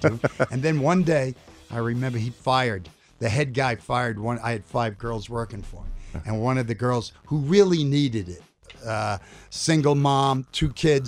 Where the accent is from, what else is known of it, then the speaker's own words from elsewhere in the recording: New York City, New York, United States; Remember, growing up in New York City